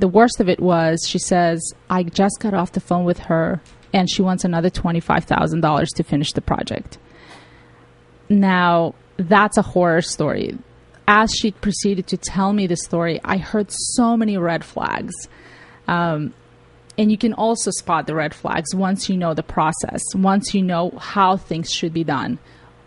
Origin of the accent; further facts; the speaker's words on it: Tajikistan; also born or lived in Russia; now in United States; I came from Tajikistan, which is part of the former Soviet Union, and we didn't have technology there.